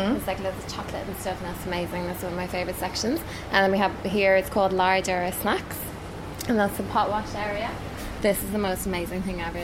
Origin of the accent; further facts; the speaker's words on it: Ireland; moved away; I used to work in human resources in Ireland. I'm Irish